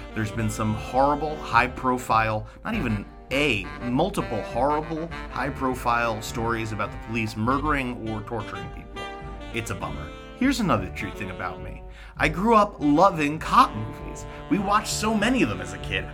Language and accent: English; New York, United States; I grew up in New York in the 90s